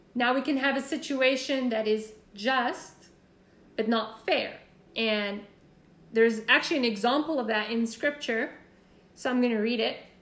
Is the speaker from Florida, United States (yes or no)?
yes; Florida, United States; I'm from Florida